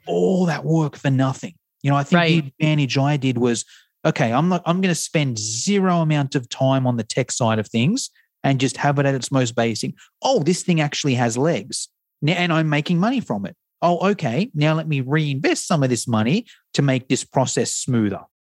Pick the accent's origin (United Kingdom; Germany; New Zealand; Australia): Australia; accent: Australian; an Australian accent